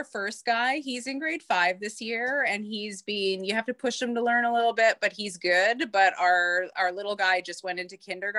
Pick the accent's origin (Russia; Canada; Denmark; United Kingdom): Canada; we're Canadian